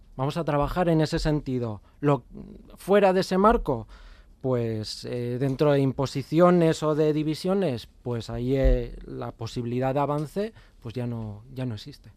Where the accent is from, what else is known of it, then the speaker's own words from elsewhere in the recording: Navarre, Spain; nuestra tierra